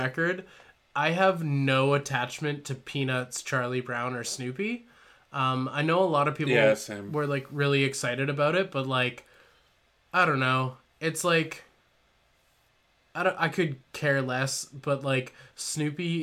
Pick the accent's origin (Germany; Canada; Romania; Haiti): Canada; being Canadian